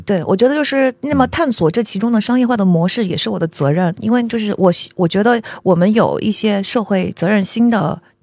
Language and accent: Chinese; Zhejiang, China; moved away; 我出生于山里。我身上留着小， 这让人做小生意的血液